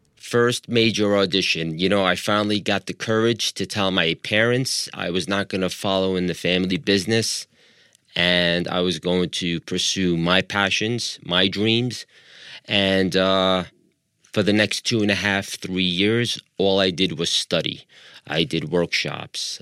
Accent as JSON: {"language": "English", "area": "Long Island", "region": "New York", "country": "United States", "tie": "born or raised there", "also_born_or_lived": "Libya", "accent": "American", "moved": "as an adult", "lives_now": "Los Angeles, United States", "said": "I moved to the States when I was five and a half, and we moved to, uh, Long Island, New York. I lived there for twenty-seven years"}